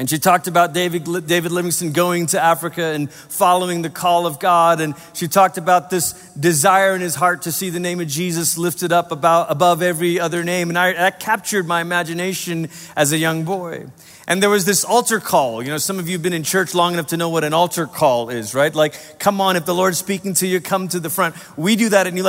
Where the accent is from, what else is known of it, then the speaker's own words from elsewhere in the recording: Malaysia; now in United States; I was growing up in Malaysia. I was 8 years old